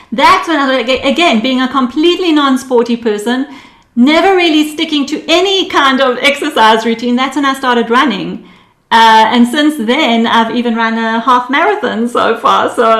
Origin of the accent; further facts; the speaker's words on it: Israel; born there; also born or lived in United Kingdom / South Africa; I was born in Israel actually. My parents are Israeli. But over my life, they decided to live in different countries for the experience. So there was the UK for 2 years, and there was South Africa for 8 years.